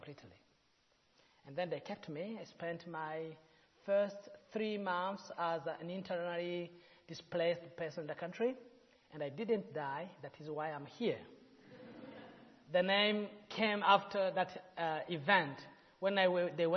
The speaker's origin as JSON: {"language": "English", "country": "Burundi", "said": "In Burundi, it's a country where we have 3 tribes, Hutu, Tutsi, and Twa, pygmies"}